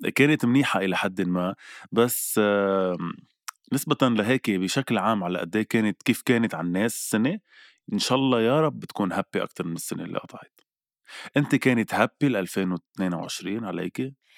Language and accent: Arabic; Lebanon; نحن كلبنانيه وكعرب